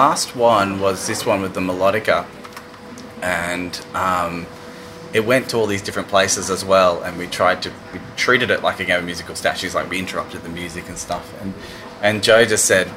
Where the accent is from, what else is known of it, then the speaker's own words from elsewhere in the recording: Brisbane, Queensland, Australia; I grew up in Brisbane, and I went to uni here